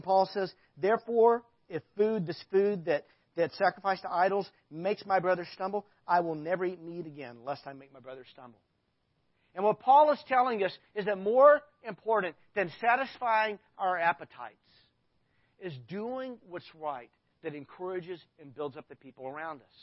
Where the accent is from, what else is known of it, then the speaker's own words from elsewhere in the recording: Arkansas, United States; I grew up in Arkansas